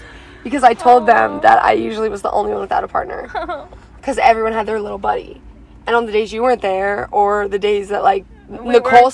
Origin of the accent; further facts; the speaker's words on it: Colorado, United States; I'm from Colorado.